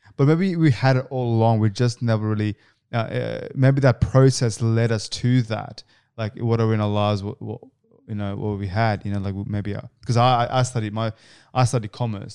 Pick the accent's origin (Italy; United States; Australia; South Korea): Australia; Canberra, Australian Capital Territory; moved away as an adult; now in Sydney, Australia; I'm actually from Canberra.